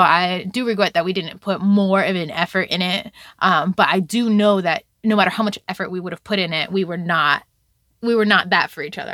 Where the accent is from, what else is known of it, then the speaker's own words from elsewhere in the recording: Virginia Beach, Virginia, United States; also born or lived in Bronx, New York; I was raised in Virginia Beach, Virginia